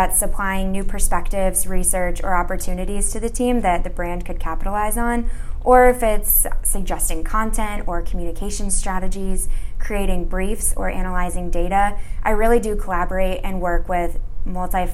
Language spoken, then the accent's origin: English; Chicago, Illinois, United States; moved away as an adult; now in Los Angeles, United States; I'm originally from the Chicago suburbs, but now I'm down in sunny LA.